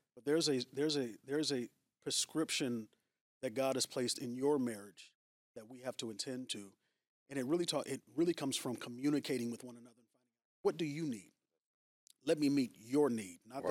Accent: San Francisco Bay Area, California, United States; moved away as an adult; now in Long Beach, United States; Born and raised, yeah. So I'm from the San Francisco Bay Area.

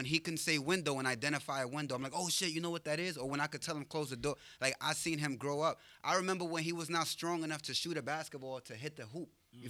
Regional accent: New York City, New York, United States; moved away; I'm from the Bronx.

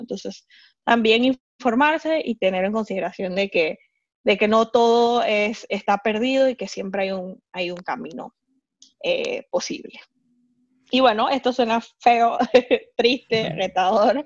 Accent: Panama; moved away as an adult; now in Hamburg, Germany; soy panameña, vivo hace tres años en Hamburgo

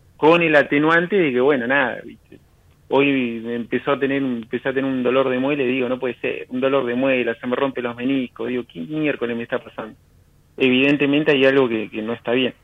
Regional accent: Río Negro, Argentina; De, Río Negro.

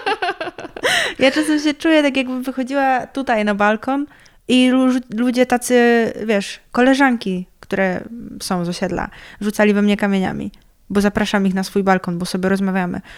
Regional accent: near Trzebnica, Lower Silesian Voivodeship, Poland; jestem z wioski

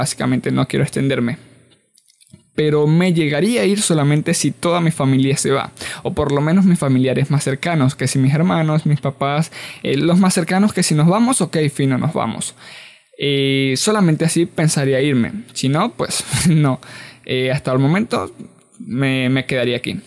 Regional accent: Venezuela; nosotros como venezolanos nos vamos de Venezuela

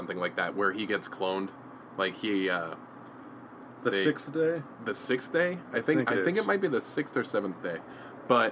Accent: near San Jose, California, United States; I grew up near San Jose

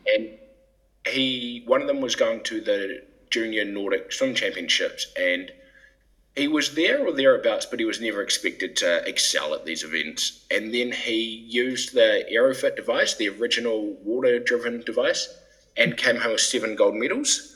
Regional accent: New Zealand; moved away as an adult; also born or lived in England; now in Denmark; I'm originally from New Zealand, which is quite a unique place to end up in Denmark.

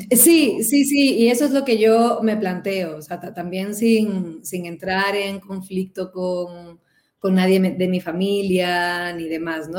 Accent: Cádiz, Andalusia, Spain; moved away as an adult; now in Mexico; soy de Cádiz

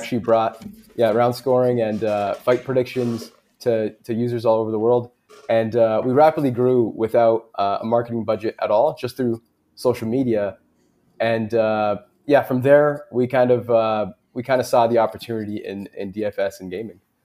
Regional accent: Canada; us being Canadian

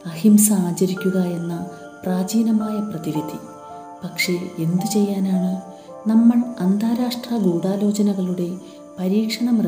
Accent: India; പിന്നീട് ഞാൻ എഴുത്തുകാരിയാണെന്നും ഇന്ത്യക്കാരിയാണെന്നും ഹിന്ദുവാണെന്നും മനസ്സിലായപ്പോൾ അവർ സംസാരിക്കാൻ തയ്യാറായി

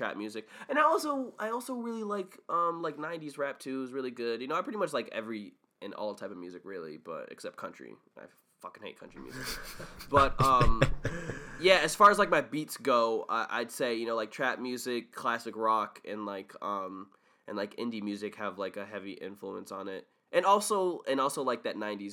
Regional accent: Windsor, Connecticut, United States; growing up in Windsor, Connecticut

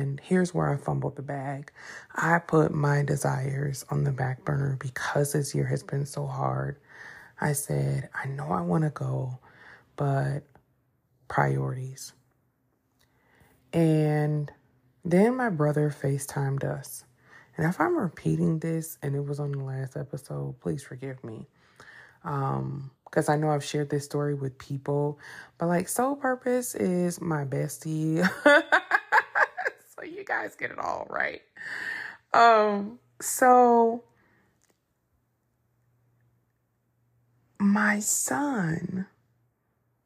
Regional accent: Detroit, Michigan, United States; I'm from Detroit, 313

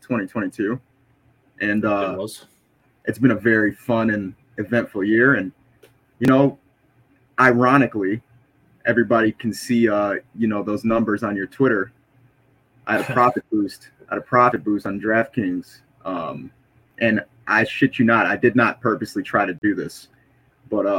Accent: United States; I'm American

